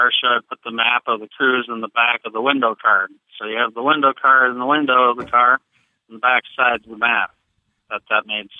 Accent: Minnesota, United States; I'm from Minnesota

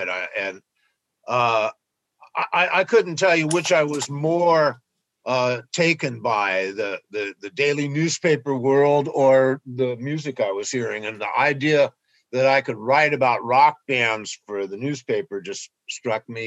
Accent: Berkeley, California, United States; also born or lived in San Francisco; Pretty much uh, uh, a, a, bridge away over on the East Bay in Berkeley.

